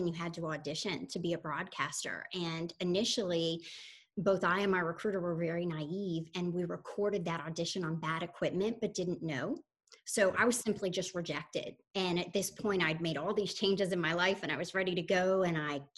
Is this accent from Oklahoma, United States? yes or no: no; Soddy-Daisy, Tennessee, United States; moved away as an adult; also born or lived in Texas / Florida; now in Palm Beach, United States; I'm originally from a tiny town no one has heard of called Soddy Daisy, Tennessee